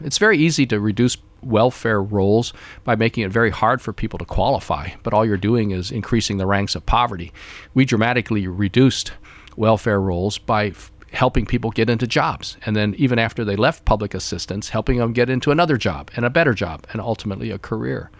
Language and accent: English; United States; But I am thoroughly American. Thoroughly, thoroughly American. But I also am proud of my Chinese ancestry